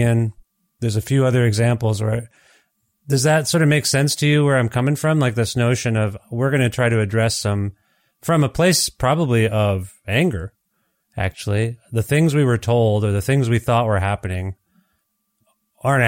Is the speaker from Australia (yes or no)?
no; Canada; born and raised in Canada